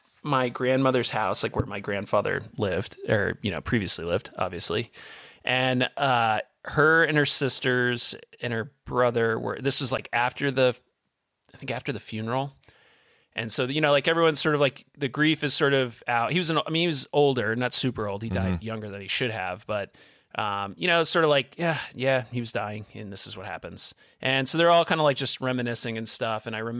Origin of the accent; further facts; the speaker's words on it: Vermont, United States; we grew up in Southern Vermont. So a lot of the old farmhouses are 200 plus years old.